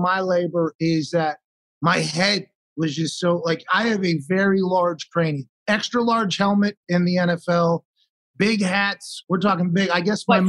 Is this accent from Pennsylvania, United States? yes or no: yes; Pittsburgh, Pennsylvania, United States; I was born in McGee's Women's Hospital in Pittsburgh.